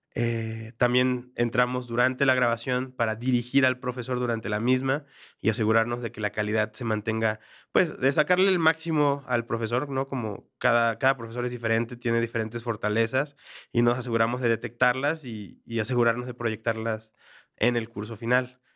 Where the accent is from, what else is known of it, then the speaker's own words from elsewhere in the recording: Mexico; moved away as an adult; now in Bogotá, Colombia; soy mexicano, trabajar en mi país es relativamente más simple